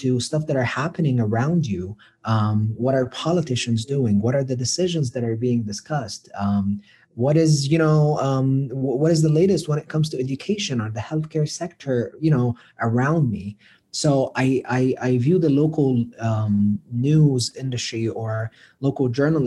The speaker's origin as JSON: {"language": "English", "town": "Cairo", "region": "Cairo Governorate", "country": "Egypt", "also_born_or_lived": "Colorado, United States", "moved": "as an adult", "lives_now": "United States", "said": "being from Egypt, and I'm from Cairo, so this is the capital"}